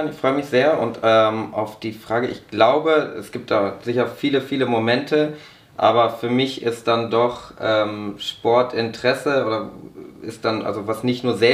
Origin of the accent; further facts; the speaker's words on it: Braunschweig, Lower Saxony, Germany; ich komme aus Braunschweig, auch für das Fanradio von Eintracht Braunschweig